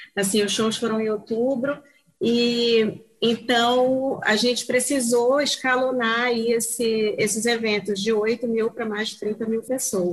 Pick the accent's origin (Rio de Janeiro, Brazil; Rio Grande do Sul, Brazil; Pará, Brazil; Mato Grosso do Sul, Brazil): Pará, Brazil; Belém; moved away as an adult; also born or lived in Norway / Canada; eu, sou de Belém do Pará, me formei em jornalismo aqui em Belém do Pará